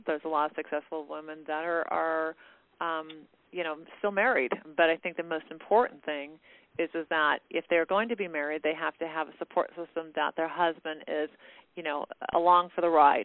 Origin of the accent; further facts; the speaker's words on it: California, United States; I was born in California, so I'm a native Californian